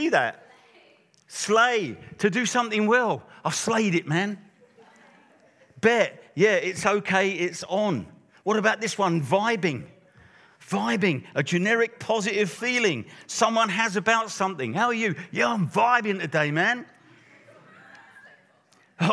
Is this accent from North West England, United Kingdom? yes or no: no; Luton, East of England, United Kingdom; I'm from Luton, so that's not far from London.